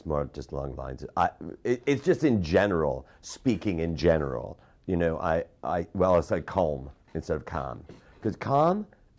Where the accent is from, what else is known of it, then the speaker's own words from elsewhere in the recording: Chicago, Illinois, United States; now in Los Angeles, United States; I'm from Chicago. And you and I are both from Chicago. We're not from Kankakee.